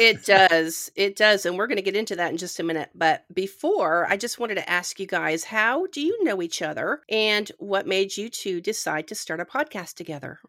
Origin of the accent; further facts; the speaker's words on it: Canada; When I was growing up in Canada